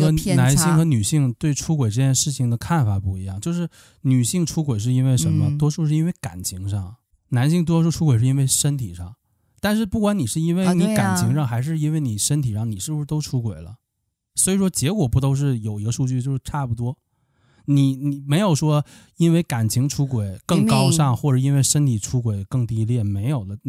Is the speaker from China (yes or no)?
yes; Liaoning, China; 那我就我是辽宁的，哎，我就找辽宁的陪玩